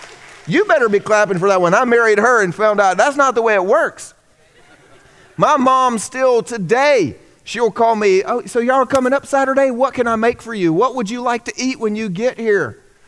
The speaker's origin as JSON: {"language": "English", "region": "the South", "country": "United States", "tie": "born or raised there", "said": "I grew up here in the South."}